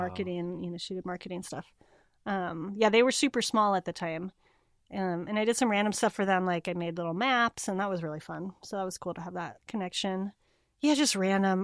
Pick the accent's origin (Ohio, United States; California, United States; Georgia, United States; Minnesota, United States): California, United States; moved away as an adult; also born or lived in Cape Town, South Africa / Bay Area, California; now in Portland, United States; I grew up in California